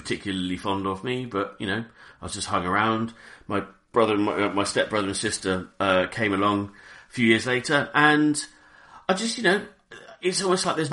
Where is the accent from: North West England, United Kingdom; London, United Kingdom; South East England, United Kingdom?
South East England, United Kingdom; Reading; I grew up in Reading, in a town called Reading in Berkshire.